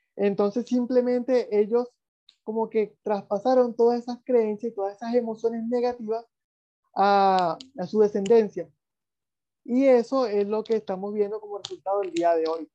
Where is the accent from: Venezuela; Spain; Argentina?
Venezuela; de donde yo vengo, yo soy venezolano